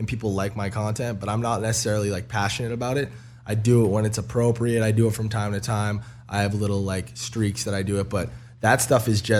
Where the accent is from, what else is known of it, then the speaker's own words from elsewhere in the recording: Lowell, Massachusetts, United States; I was just randomly from Lowell, Mass